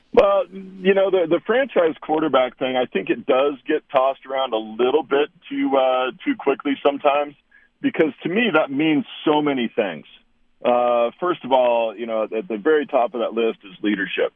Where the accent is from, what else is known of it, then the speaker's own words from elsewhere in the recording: Walla Walla, Washington, United States; I grew up in this little town in southeastern Washington, the town of Walla Walla